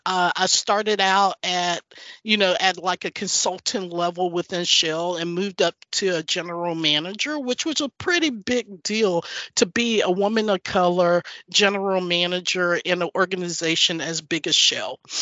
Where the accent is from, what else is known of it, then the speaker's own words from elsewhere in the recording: North Carolina, United States; moved away as an adult; also born or lived in Chicago; now in Houston, United States; I grew up in North Carolina. My parents were tobacco farmers.